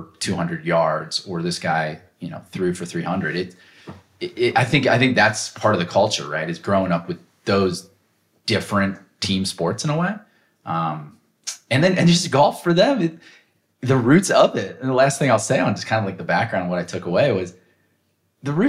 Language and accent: English; United States; I'm an American